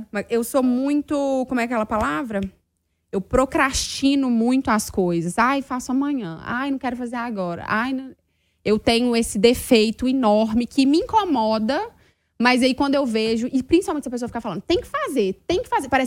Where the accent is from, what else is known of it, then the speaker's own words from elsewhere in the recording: Minas Gerais, Brazil; Eu bem sou mineira faladeira.